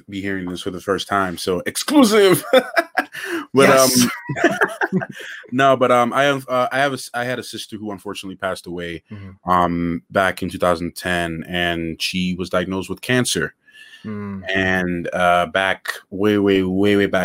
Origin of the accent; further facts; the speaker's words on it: Grenada; I was born in Grenada